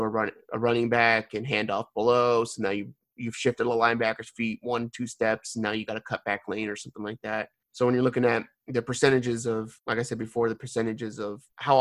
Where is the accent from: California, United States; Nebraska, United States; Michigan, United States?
California, United States; West Coast; moved away; I'm from the West Coast.